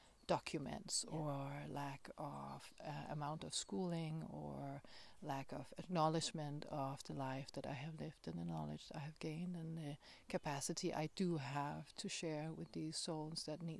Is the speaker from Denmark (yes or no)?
yes; Denmark; English is a second language; moved away; I came all the way from Denmark, and I had to detour and to a lot of places in the world to find a space where this form that I live, the being that I am, is acceptable